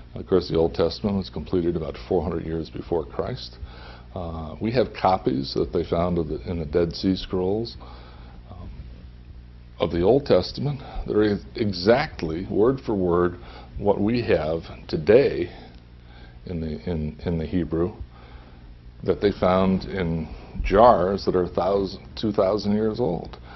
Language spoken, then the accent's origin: English; Holyoke, Massachusetts, United States; moved away; I grew up in the Roman Catholic Church in uh, Holyoke, Massachusetts.